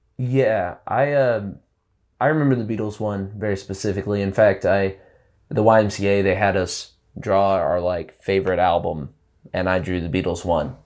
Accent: Prattville, Alabama, United States; moved away as an adult; now in Bisbee, United States; growing up in, like, a small town in Alabama

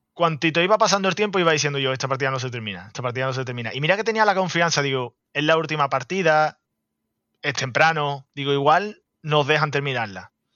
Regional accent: Andalusia, Spain; como buen andaluz

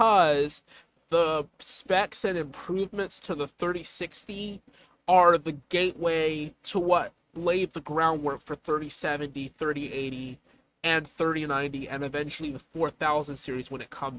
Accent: the South, United States; I'm a Southerner

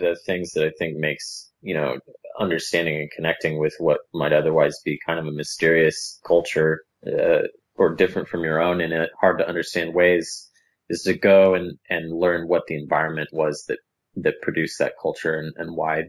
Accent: Costa Rica; moved away; We got married in Costa Rica, which is where I'm from.

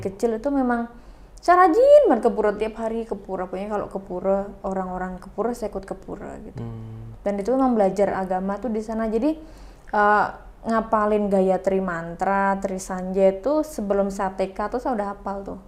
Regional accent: Indonesia; saya tinggal di desa nih di desa Tambakan itu agama Hindunya itu banyak

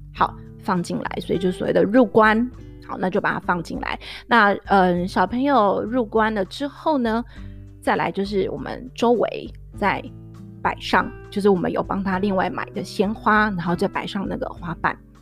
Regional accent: Tainan, Taiwan; also born or lived in Taipei; 因为我是台南人

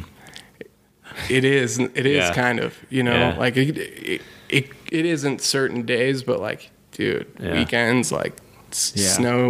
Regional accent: Nederland, Colorado, United States; growing up in Ned

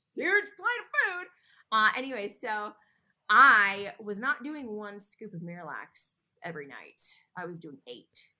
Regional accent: Connecticut, United States; moved away; I'm from Connecticut. And so I was back in Connecticut

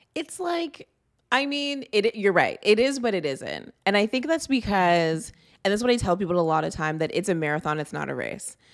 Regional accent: Toronto, Ontario, Canada; I grew up in the G T

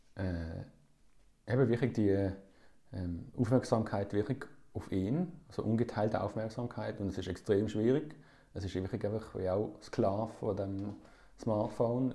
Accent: Basel, Basel-Stadt, Switzerland; ich bin hier in Basel aufgewachsen

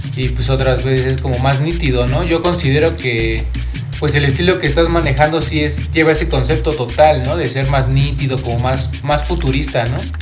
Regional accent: Pachuca, Hidalgo, Mexico; yo soy de acá de Pachuca

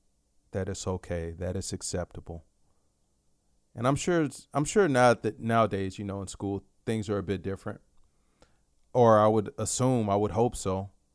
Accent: Dallas, Texas, United States; I grew up in South Oak Cliff. And for you, for those of you familiar with Dallas

